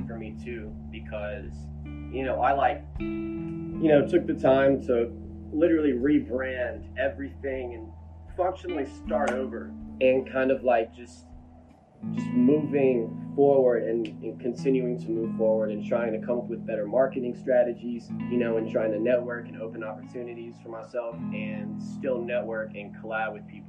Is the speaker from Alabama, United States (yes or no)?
yes; Mobile, Alabama, United States; moved away as an adult; now in Hattiesburg, United States; So I'm from Mobile, Alabama. I'm from a little bit south of Mobile. It's Fedor, which is still kind of part of Mobile, but it's like more of a subsection. And I grew up there my whole life